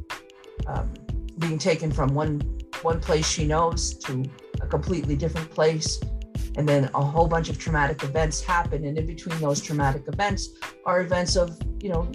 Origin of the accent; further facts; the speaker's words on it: Mamaroneck, New York, United States; where I grew up in the Mamaroneck, New York